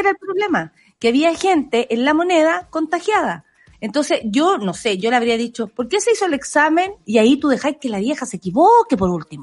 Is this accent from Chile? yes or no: yes; Chile; ciudadana chilena